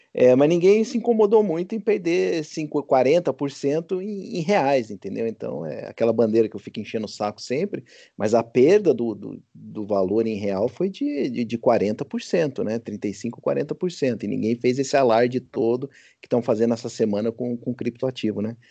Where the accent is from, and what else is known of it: Brazil